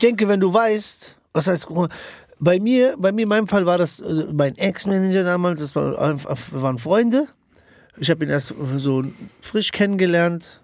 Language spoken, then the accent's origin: German; Frankfurt, Hesse, Germany; wir sind Frankfurter